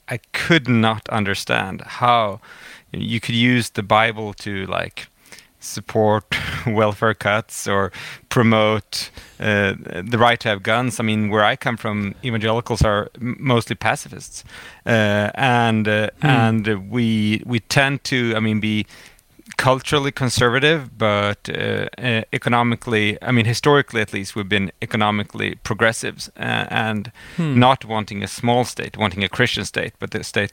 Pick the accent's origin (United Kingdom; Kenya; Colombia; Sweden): Sweden; I'm from Sweden.